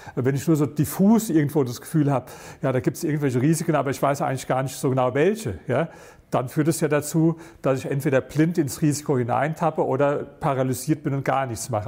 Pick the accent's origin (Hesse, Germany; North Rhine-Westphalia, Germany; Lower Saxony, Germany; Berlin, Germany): Berlin, Germany; ich komme aus Berlin